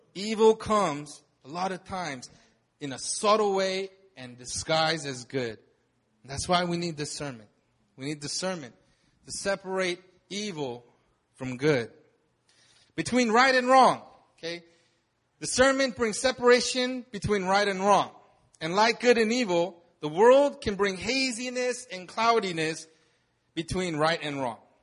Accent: United States; moved away; I grew up in America

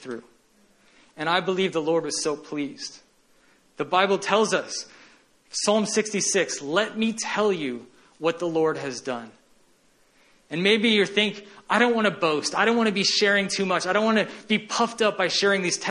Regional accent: Kansas City, Missouri, United States; I lived in Kansas City

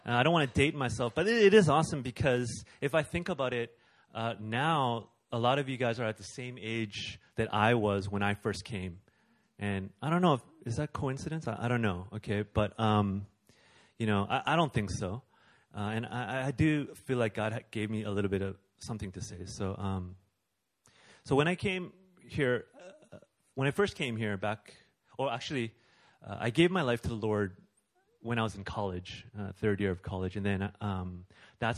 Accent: Canada; I'm Canadian

